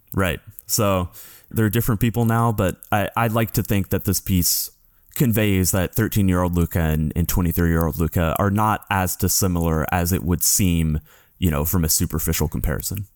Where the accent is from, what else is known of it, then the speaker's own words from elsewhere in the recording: United States; as an American journalist